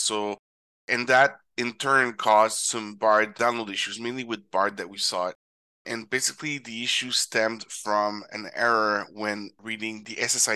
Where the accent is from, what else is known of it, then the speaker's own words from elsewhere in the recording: Canada; my home country of Canada